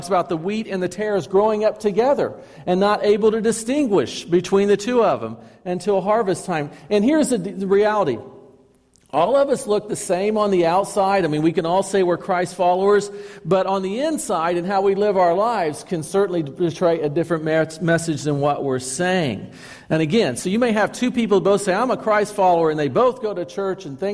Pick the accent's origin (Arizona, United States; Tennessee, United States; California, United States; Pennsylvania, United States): Tennessee, United States; Chattanooga; when I was growing up in Chattanooga